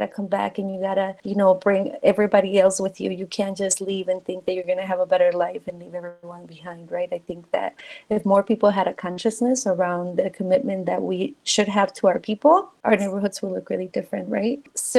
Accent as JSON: {"language": "English", "country": "Mexico", "second_language": "English", "moved": "yes", "said": "So, you know, when I came from Mexico, I didn't speak English, right? And so being from a new country and somewhere where you already don't want to be"}